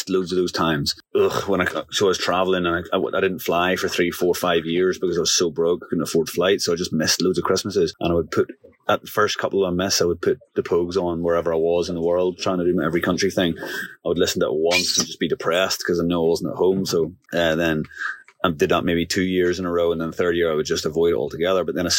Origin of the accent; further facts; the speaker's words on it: Northern Ireland, United Kingdom; moved away as an adult; also born or lived in England; after growing up in Northern Ireland, I went to university in England